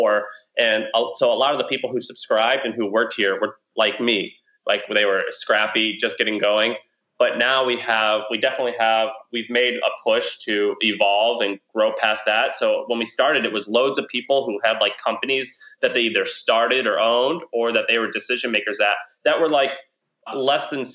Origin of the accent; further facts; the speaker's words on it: Missouri, United States; moved away; also born or lived in Nashville, Tennessee; I'm from Missouri, live in Nashville, Tennessee.